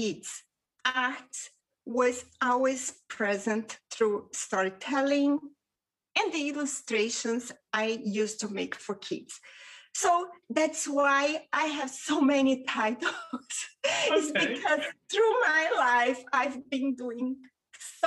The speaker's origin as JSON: {"language": "English", "region": "Rio de Janeiro", "country": "Brazil", "tie": "born or raised there", "first_language": "Portuguese", "second_language": "English", "moved": "yes", "lives_now": "Spain", "said": "I was raised in Rio de Janeiro, Brazil. I currently live in Spain with my wonderful husband"}